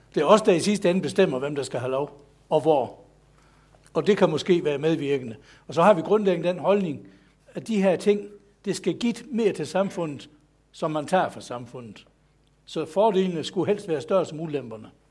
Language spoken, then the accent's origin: Danish; Southern Jutland, Denmark; jeg er sønderjyde